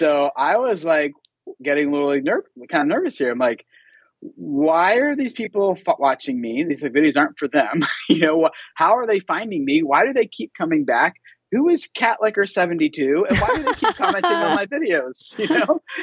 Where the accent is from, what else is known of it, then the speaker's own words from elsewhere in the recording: Philadelphia, Pennsylvania, United States; moved away as an adult; also born or lived in Dallas, Texas; I grew up in Philadelphia, Pennsylvania area, and where all my family and friends were